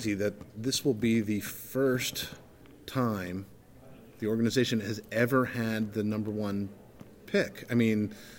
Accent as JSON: {"language": "English", "region": "New York area", "country": "United States", "tie": "born or raised there", "said": "I grew up in the New York area"}